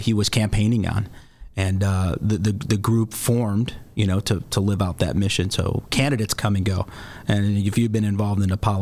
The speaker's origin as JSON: {"language": "English", "town": "Lockport", "region": "Illinois", "country": "United States", "tie": "born or raised there", "also_born_or_lived": "Joliet, Illinois", "said": "So, I was born and raised in Will County, Illinois. I grew up in the city of Lockport, and now I'm raising a family in the city of Joliet."}